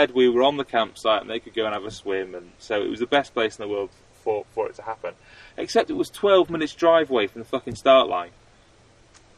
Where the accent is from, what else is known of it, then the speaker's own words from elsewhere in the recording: United Kingdom; I'm a Brit in France